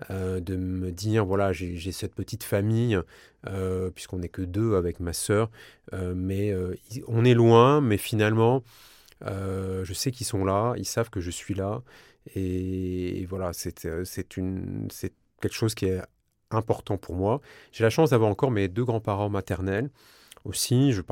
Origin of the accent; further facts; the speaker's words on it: south-west France, France; c'est pas parce que je suis du Sud-Ouest que je vais te taper dans le dos et te dire viens on va partager une chocolatine.